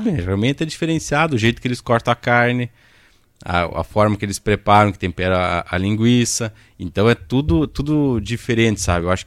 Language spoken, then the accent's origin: Portuguese; Ibiaçá, Rio Grande do Sul, Brazil; Eu sou natural de Ibiaçá.